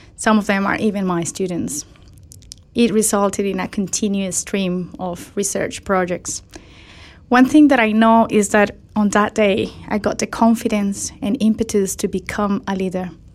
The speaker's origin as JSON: {"language": "English", "country": "Colombia", "tie": "born or raised there", "said": "in my home country"}